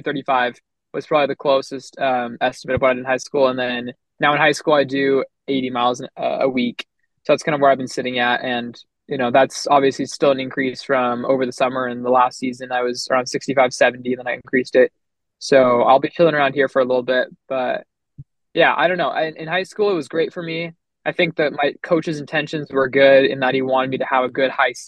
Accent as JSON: {"language": "English", "town": "Los Angeles", "region": "California", "country": "United States", "moved": "as an adult", "lives_now": "Provo, United States", "said": "I'm from Los Angeles, California, and right now I run for BYU up here in Provo, Utah."}